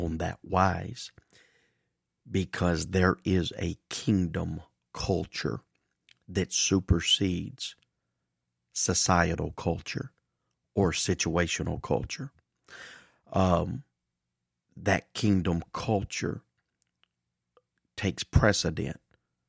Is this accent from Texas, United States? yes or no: no; Mississippi, United States; I have grown up the majority of my life in the Deep South here in Mississippi